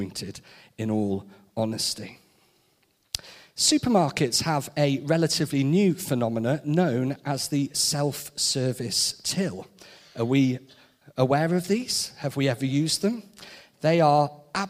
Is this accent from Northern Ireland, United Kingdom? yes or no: no; Shrewsbury, West Midlands, United Kingdom; also born or lived in Birmingham / Nottingham; Growing up in Shrewsbury, going away to study, Birmingham and then Nottingham, then back to Shrewsbury